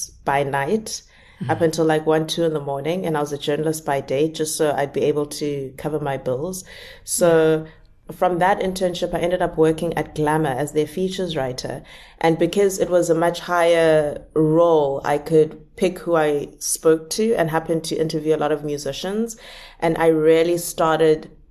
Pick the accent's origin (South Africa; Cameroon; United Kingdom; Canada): South Africa; moved away as an adult; now in Cape Town, South Africa; I live 23 hours away from Cape Town. That's my hometown, is that far by bus.